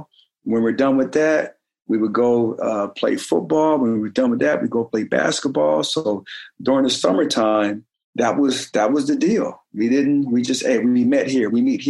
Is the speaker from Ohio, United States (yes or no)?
no; Oklahoma, United States; also born or lived in Detroit / Germany / Colorado Springs; Sure, we was all over. I was born in Detroit, Michigan. Ended up moving to Oklahoma. And I was 5 or 6 years old when we moved there. And then from there, we moved to Germany.